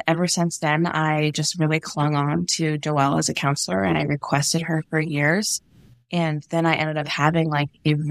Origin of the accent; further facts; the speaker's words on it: Indianapolis, Indiana, United States; moved away as an adult; also born or lived in Michigan; now in Idaho, United States; I grew up in Indianapolis, Indiana, so I actually ended up going to Camp Lakeview in southern Indiana as a camper.